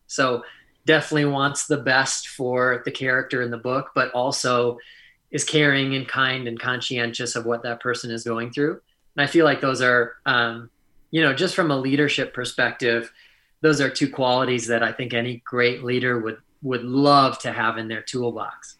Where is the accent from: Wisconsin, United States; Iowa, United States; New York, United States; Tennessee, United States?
Wisconsin, United States; the humility that you learn while growing up in Wisconsin